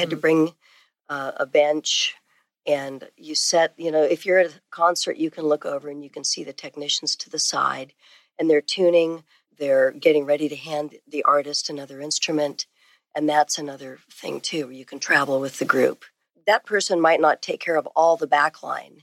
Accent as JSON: {"language": "English", "town": "San Francisco", "region": "California", "country": "United States", "tie": "born or raised there", "moved": "yes", "lives_now": "Austin, United States", "said": "I grew up in San Francisco area."}